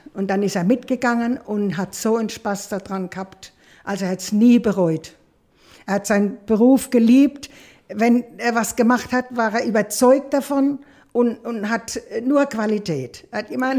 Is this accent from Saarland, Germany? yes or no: no; Maxdorf, Rhineland-Palatinate, Germany; ich bin ganz klein zu meiner Oma gekommen, nach Maxdorf, väterlicher Seite, und bin dort großgezogen worden